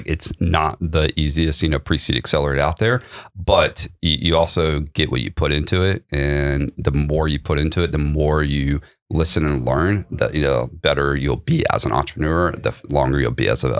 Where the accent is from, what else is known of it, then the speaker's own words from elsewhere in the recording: Okinawa, Japan; also born or lived in Idaho, United States / Germany / US East Coast South; Surprisingly, yes, but even though I was born there on an Air Force base, I left as a child and moved all around the world. Mostly grew up Okinawa, Japan, Germany, and East Coast South, mostly.